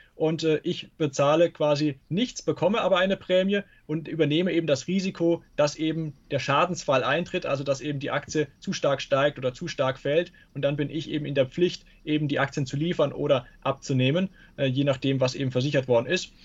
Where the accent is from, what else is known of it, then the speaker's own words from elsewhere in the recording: Karlsruhe, Baden-Württemberg, Germany; Aus Karlsruhe